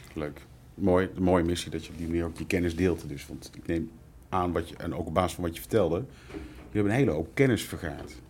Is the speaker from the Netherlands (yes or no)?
yes; North Brabant, Netherlands; accent: Brabant; Zoals dus je hoort, wellicht aan mijn tongval kom ik uit Brabant.